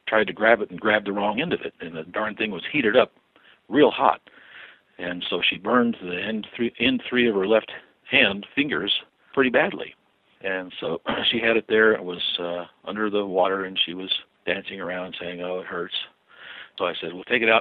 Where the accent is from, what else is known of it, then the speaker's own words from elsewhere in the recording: Albuquerque, New Mexico, United States; I was born and raised and educated in Albuquerque, New Mexico